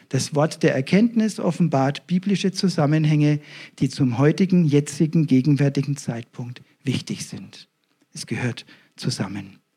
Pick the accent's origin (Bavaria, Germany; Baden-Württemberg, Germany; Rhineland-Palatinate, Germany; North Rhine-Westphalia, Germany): Bavaria, Germany; Ebermannstadt; Die Gemeinde ist in Nürnberg, ich komme selber aus der Nähe von Ibermannstadt, das sind schon 50 Kilometer.